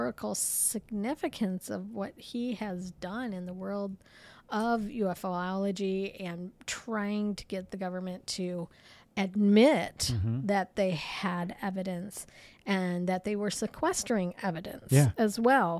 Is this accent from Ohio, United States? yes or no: yes; Ohio, United States; We're from Ohio, but we're here in Sault